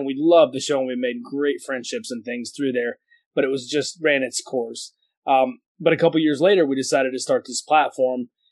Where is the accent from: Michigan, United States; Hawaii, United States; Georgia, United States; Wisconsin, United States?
Georgia, United States; Atlanta; I'm in Atlanta, Georgia.